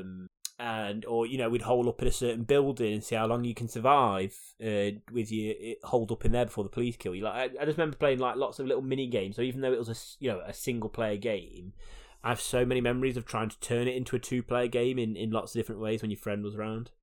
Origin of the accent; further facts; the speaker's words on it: United Kingdom; as a British person